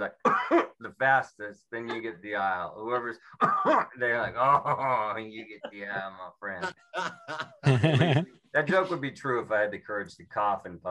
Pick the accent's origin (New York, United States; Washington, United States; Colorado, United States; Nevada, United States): Washington, United States; Seattle